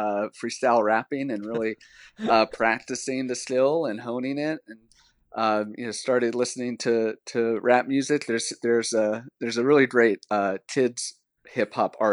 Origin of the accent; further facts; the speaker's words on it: Texas, United States; I was raised in Texas